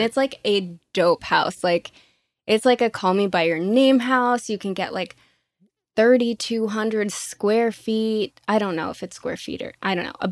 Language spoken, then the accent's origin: English; Orlando, Florida, United States; first language Spanish; English is a second language; moved away as an adult; now in Los Angeles, United States; Born and raised in Orlando, Florida